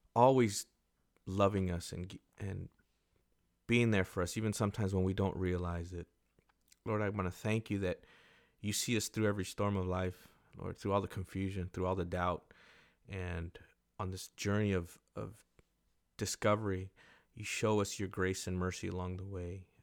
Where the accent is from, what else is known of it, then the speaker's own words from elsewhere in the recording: Carlsbad, California, United States; moved away; I'm from Carlsbad, I I go back there as much as I can. And it it might not be like the greatest, but it, it is home for me.